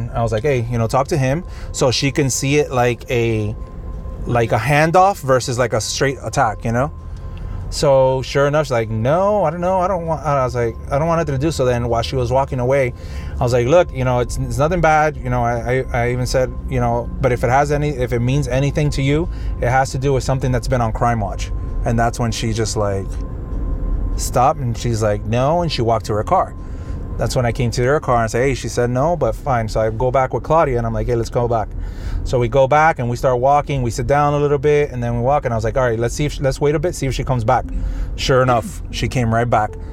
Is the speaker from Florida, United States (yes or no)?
yes; Miami, Florida, United States; I was like, I'm actually from Miami, but I just want to let you know, you know.